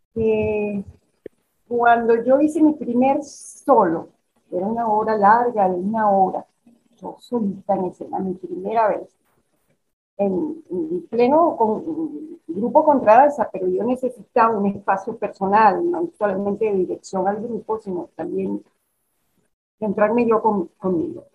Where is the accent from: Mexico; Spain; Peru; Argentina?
Mexico; moved away; also born or lived in Caracas, Venezuela; yo en mi infancia en México